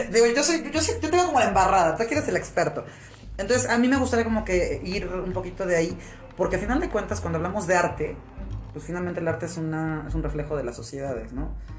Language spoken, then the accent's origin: Spanish; Puebla, Mexico; nosotros somos poblanos